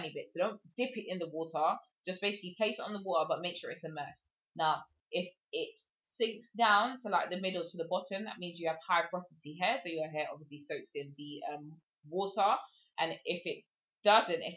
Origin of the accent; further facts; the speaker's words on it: England, United Kingdom; I am from England, if you cannot tell my accent